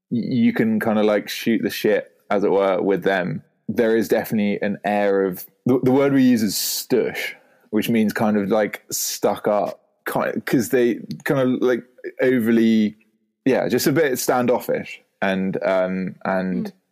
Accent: United Kingdom; accent: posh English; within the UK, my accent does get taken the piss out of quite a lot um, because of if I'm in, yeah, it's it's just a very classically, I don't know, well educated, like posh accent, as it were.

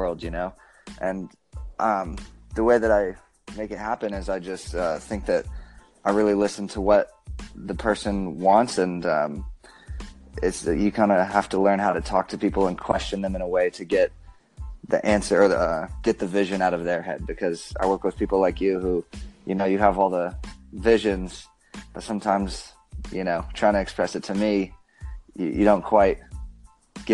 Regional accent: Bozeman, Montana, United States; now in Las Vegas, United States; stay in Bozeman, which is where I grew up, and finish high school

